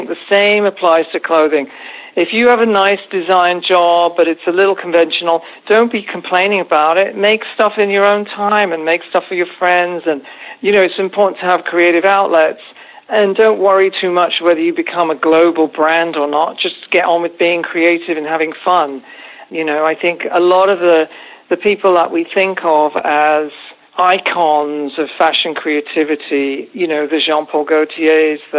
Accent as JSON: {"language": "English", "town": "Reading", "region": "South East England", "country": "United Kingdom", "tie": "born or raised there", "moved": "yes", "said": "my hometown of Reading"}